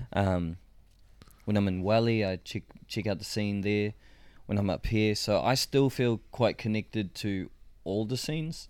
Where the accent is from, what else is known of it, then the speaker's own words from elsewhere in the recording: Rotorua, Bay of Plenty, New Zealand; I come from Rotorua